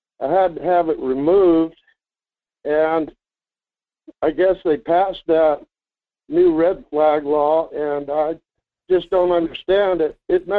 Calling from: Fairbanks, Alaska, United States; Hi, this is …. In Fairbanks.

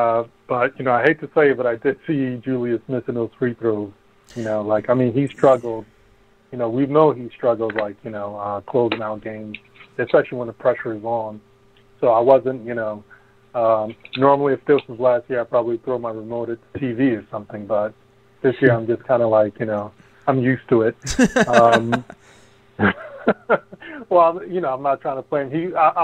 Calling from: New Jersey, United States; I'm calling from New Jersey.

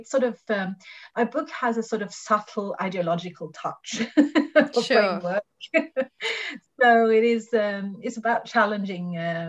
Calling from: Norway; like I'm talking from Norway, and if you see the way Great Britain is covered in the Norwegian media

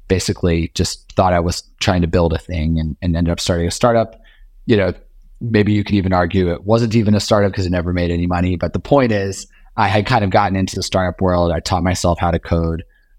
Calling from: New York City, New York, United States; I'm here in lovely Union Square, New York City, just on 11th and University, just south of Union Square.

